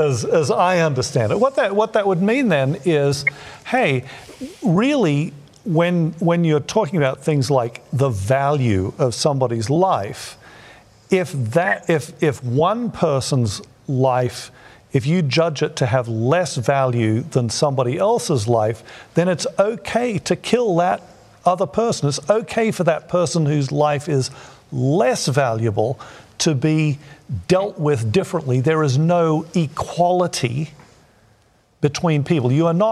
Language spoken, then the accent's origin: English; Thailand; that time when we were growing up in Thailand